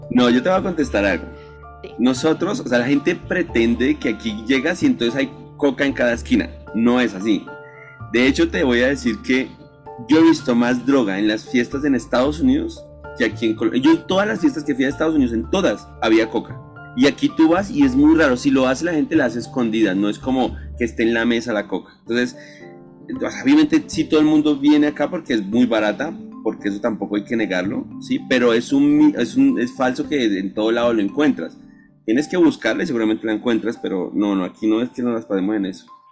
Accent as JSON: {"language": "Spanish", "country": "Colombia", "said": "a veces nosotros los colombianos"}